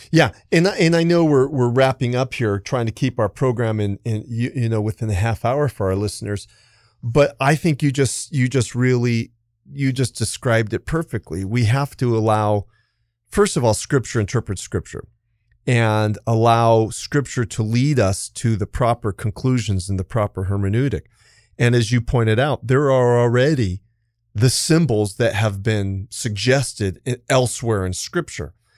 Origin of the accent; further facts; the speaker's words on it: Los Angeles County, California, United States; I was born in California. And so California, and even mm. more specifically, Los Angeles County